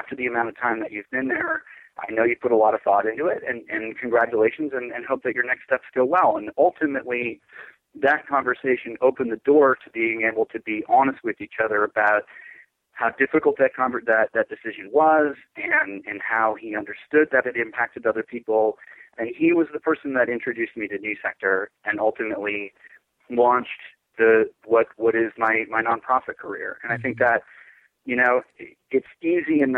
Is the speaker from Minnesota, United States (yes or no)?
yes; Minnesota, United States; also born or lived in San Francisco, California; move back to my home state of Minnesota